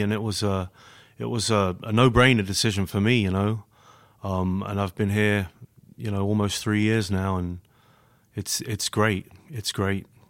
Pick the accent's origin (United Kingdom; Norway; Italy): United Kingdom; London; accent: British; moved away as an adult; now in Grand Rapids, United States; born and raised in London, England